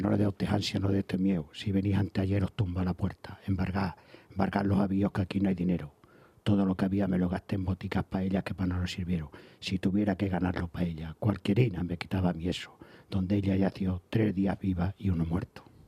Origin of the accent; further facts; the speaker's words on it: Extremadura, Spain; yo como soy de Extremadura